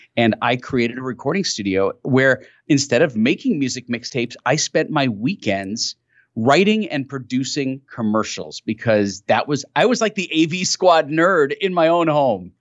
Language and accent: English; New York City, New York, United States; I grew up in New York City